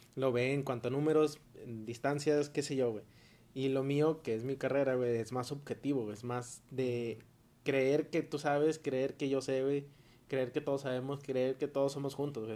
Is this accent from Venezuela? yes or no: no; Mexico; como nosotros mexicanos